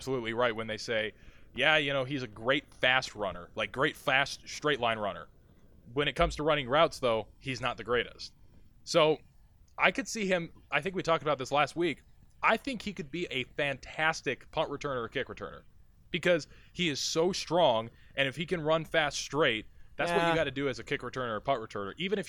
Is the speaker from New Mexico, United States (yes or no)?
no; Bismarck, North Dakota, United States; I'm from Bismarck, when Minneapolis is the closest thing to me.